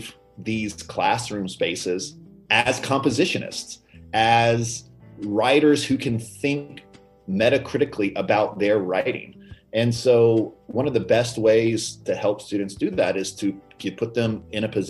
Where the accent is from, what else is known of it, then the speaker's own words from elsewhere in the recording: Rock Hill, South Carolina, United States; moved away as an adult; also born or lived in Charleston, South Carolina; now in Memphis, United States; I'm from a town called Rock Hill, which is just south of Charlotte. Yeah. So I grew up there.